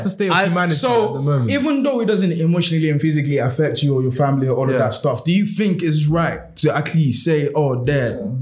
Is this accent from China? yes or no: no; Nigeria; But for me as a Nigerian, I'll be like, what the fuck is my man chatting about?